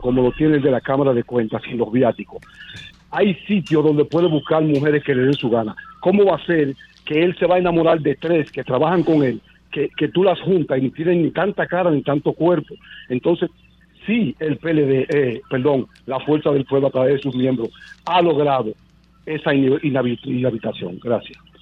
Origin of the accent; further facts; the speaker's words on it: Dominican Republic; nosotros somos dominicanos